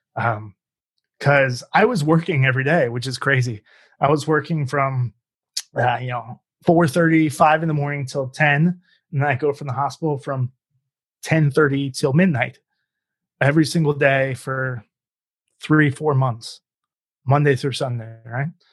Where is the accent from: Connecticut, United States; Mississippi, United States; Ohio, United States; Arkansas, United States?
Ohio, United States; Cincinnati; now in Phoenix, United States; I'm originally from Cincinnati